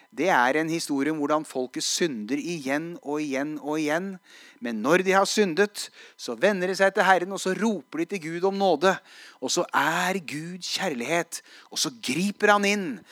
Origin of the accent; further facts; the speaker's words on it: Hadeland, Innlandet, Norway; jeg var i bibelgruppe som 16-åring. Eh, tverrkirkelig bibelgruppe hjemme på Hadeland